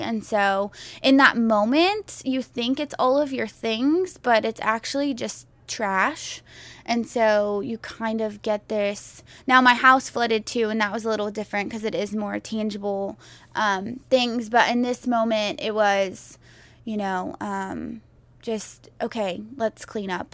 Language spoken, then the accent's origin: English; Houston, Texas, United States; Growing up in Houston